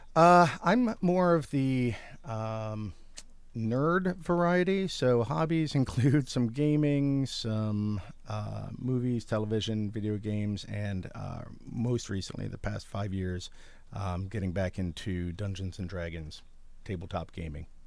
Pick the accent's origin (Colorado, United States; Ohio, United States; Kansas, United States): Ohio, United States; Lakewood; moved away as an adult; now in Athens, United States; born and raised in Lakewood, Ohio